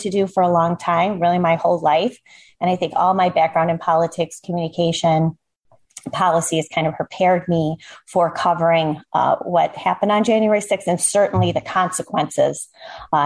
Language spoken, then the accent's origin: English; Chicago, Illinois, United States; I grew up in suburban Chicago, where I am still to this day